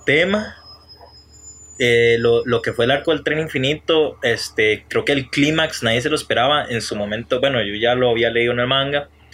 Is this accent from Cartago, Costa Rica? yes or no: yes; Juan Viñas, Cartago, Costa Rica; Yo no soy de Turrialba, yo soy de Juan Viñas